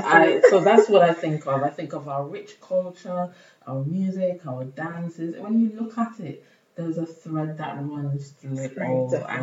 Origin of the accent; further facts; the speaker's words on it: Barbados; now in United Kingdom; I'm from Barbados